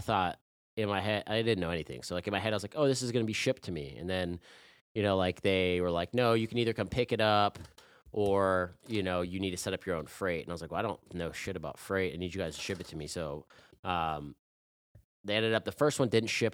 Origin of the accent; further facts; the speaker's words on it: Chapel Hill, North Carolina, United States; I'm from Chapel Hill, like, back then it's, like, this is a frat town